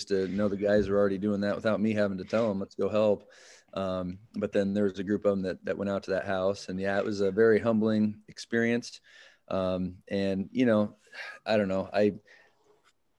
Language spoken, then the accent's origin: English; Winterset, Iowa, United States; born and raised in Winterset. I mean, lived here a majority of my life, other than the college days